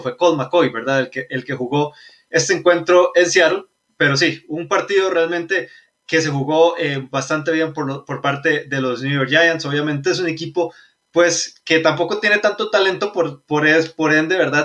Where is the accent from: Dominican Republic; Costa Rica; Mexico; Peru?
Costa Rica; Somos de Costa Rica.